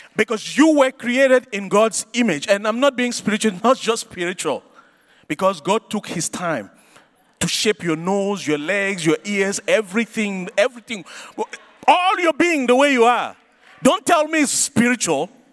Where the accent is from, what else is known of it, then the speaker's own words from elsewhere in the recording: Cameroon; I grew up in Cameroon